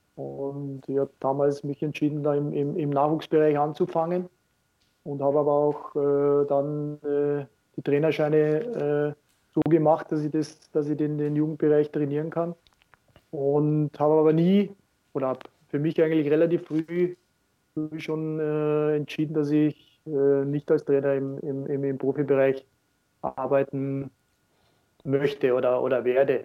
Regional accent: Austria; moved away as an adult; also born or lived in Munich, Germany; als Österreicher

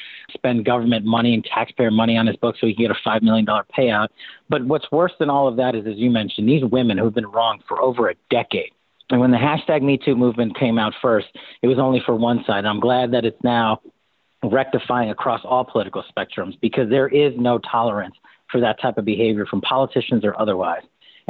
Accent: New York, United States; born and raised as a New Yorker, this one strikes at home.

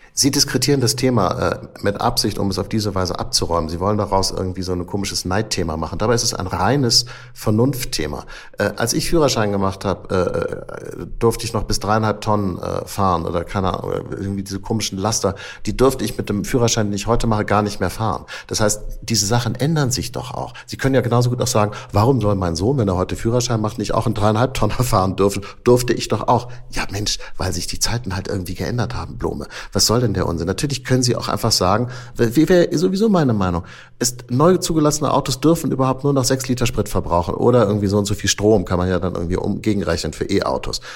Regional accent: Hamburg, Germany; Wir Hamburger sind bekannt dafür, wie wir aus uns selber herausgehen

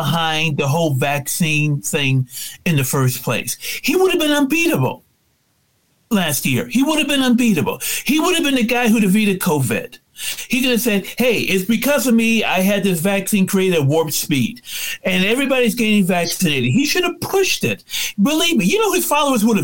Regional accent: United States; We are Americans

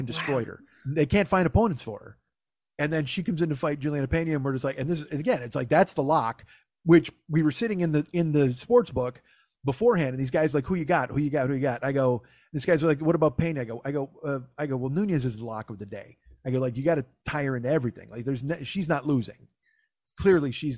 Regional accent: Los Angeles, California, United States; I'm from

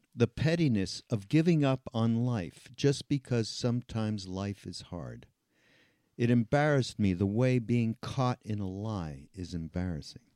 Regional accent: Canada; I'm from Canada

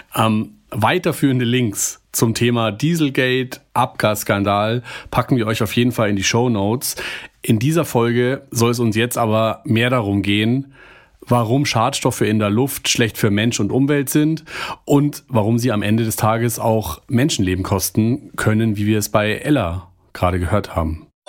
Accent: Germany; hier bei uns in Deutschland

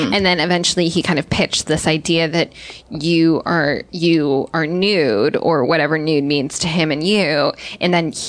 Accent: New York, United States; You growing up in New York, you would think that like museums are just our thing

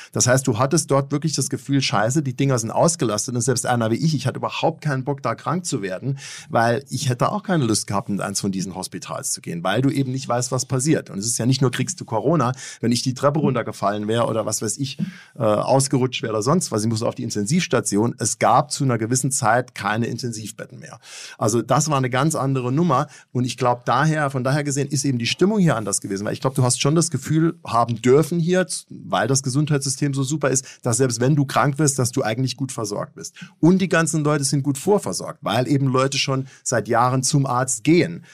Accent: Germany; moved away as an adult; also born or lived in New York; als Deutscher war ich auch eher gewohnt, direkte Kritik anzubringen

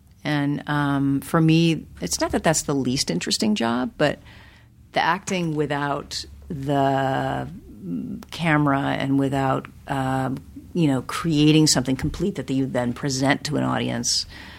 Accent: Los Angeles, California, United States; I mean, I grew up in L.A. and sure. I grew up in Hollywood. I grew up, you know, 10 blocks from here

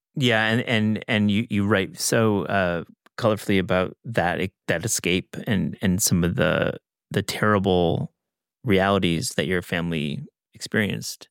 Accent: West Michigan, United States; I grew up in West Michigan, there's plenty of vineyards there

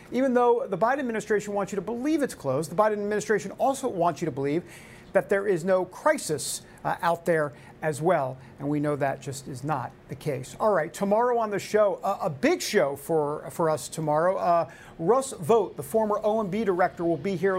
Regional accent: New York, United States; I'm from New York. We don't talk like this

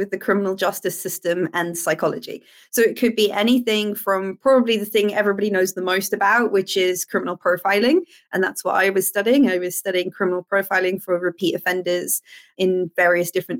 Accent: Cape Town, Western Cape, South Africa; moved away as an adult; now in United Kingdom; I'm from South Africa originally, from Cape Town in South Africa

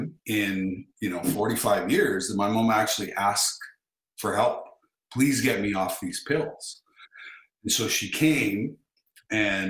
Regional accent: Russell, Manitoba, Canada; moved away; my hometown of Russell, Manitoba

